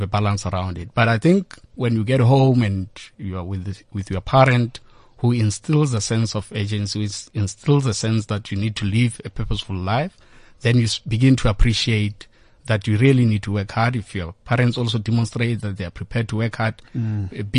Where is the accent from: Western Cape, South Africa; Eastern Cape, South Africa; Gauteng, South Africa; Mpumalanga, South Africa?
Mpumalanga, South Africa; Bushbuckridge; I grew up in Bushbuck Ridge.